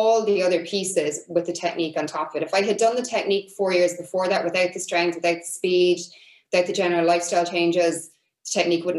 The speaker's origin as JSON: {"language": "English", "country": "Ireland", "said": "I was Irish"}